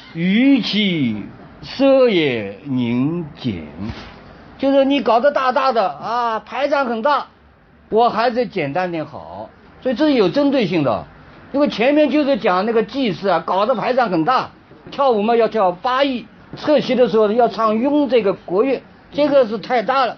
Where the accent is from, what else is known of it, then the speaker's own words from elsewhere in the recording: China; 我们中国人呢历来是信奉自然